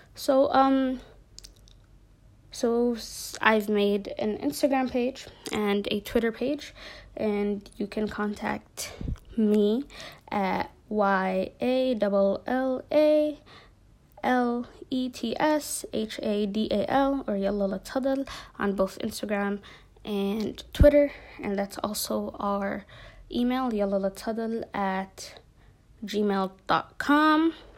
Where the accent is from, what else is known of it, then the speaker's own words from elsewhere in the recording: Minneapolis, Minnesota, United States; moved away as an adult; now in Jordan; I'm Somali American. I'm from Minneapolis